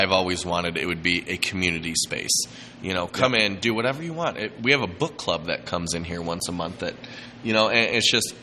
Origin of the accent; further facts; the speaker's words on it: Lake Michigan, Illinois, United States; I grew up on Lake Michigan